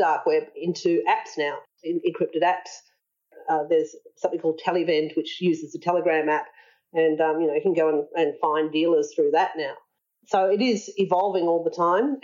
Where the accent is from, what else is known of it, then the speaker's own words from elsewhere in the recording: Australia; we're Australian